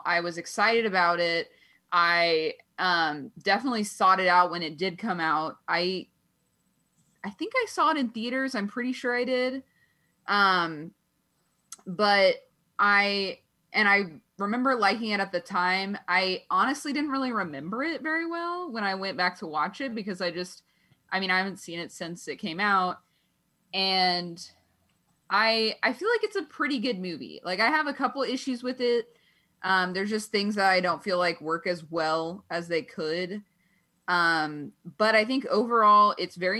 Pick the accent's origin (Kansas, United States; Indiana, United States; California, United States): Kansas, United States; I grew up in Kansas.